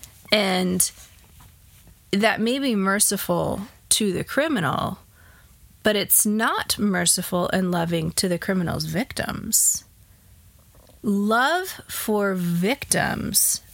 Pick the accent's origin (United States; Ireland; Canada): United States; as comfortable American Christians